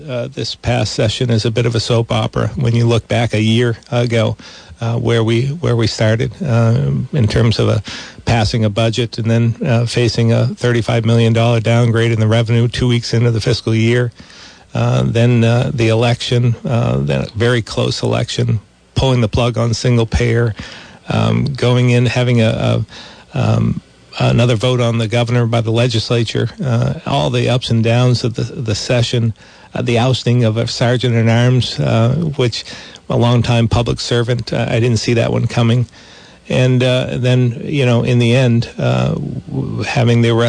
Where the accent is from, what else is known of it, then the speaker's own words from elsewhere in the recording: Vermont, United States; I grew up in Vermont